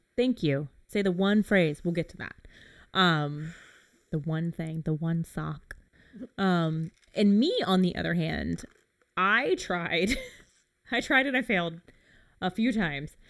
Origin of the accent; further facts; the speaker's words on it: England, United Kingdom; being an English person